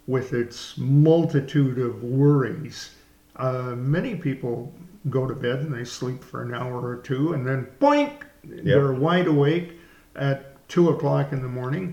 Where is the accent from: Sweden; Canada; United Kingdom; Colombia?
Canada; moved away; my Canadian background